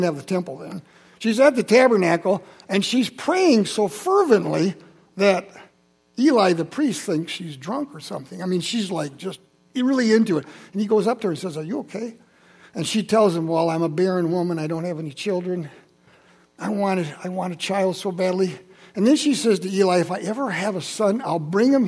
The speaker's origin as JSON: {"language": "English", "town": "Holland", "region": "Michigan", "country": "United States", "tie": "born or raised there", "said": "I grew up in Holland. I'm from Holland. I went to Maple Avenue Christian Reformed Church"}